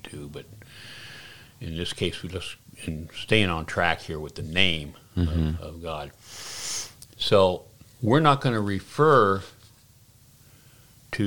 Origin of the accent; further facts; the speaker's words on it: Oregon, United States; moved away; also born or lived in Washington, D.C.; I was born in Oregon.